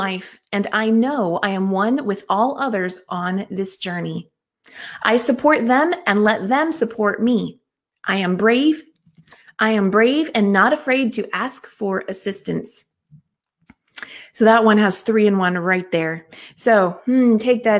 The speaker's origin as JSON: {"language": "English", "region": "California", "country": "United States", "tie": "born or raised there", "also_born_or_lived": "Oklahoma", "said": "I'm from California, but lived in Oklahoma for a few years as a kid and then came back"}